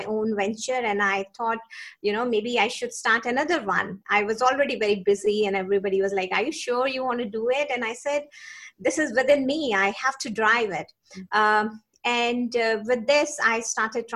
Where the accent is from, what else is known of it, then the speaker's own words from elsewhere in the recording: India; moved away as an adult; also born or lived in Singapore; now in New Zealand; So I grew up in India. I did my medicine in India and my post-graduation.